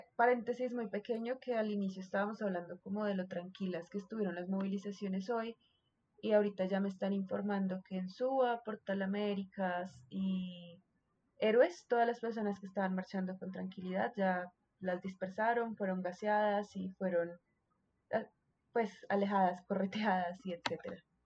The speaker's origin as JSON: {"language": "Spanish", "country": "Colombia", "said": "como colombianos somos supremamente pasionales"}